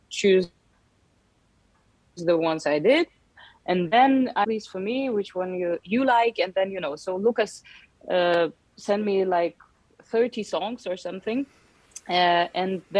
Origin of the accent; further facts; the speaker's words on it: Yerevan, Armenia; uh, all my most beautiful memories of the childhood was Yerevan, and um, and also I still have many brothers and and sisters here